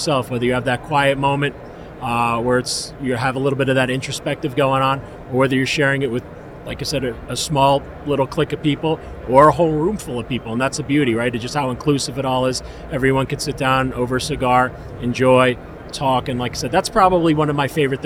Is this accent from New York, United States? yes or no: yes; New York City, New York, United States; moved away; I was born in Queens, and then I'm a sellout. I moved to the burbs